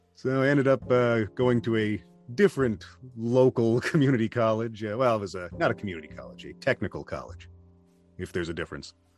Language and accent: English; southeast Wisconsin, United States; also born or lived in Milwaukee, Wisconsin; I have been living in Wisconsin my entire life. I was born in Milwaukee, and uh, probably lived in eight different locations following my dad's job, but always somewhere in usually southeast Wisconsin